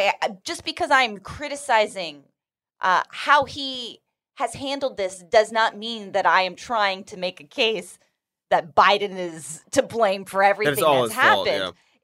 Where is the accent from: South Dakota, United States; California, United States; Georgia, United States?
California, United States; Fun little perk of being a Californian.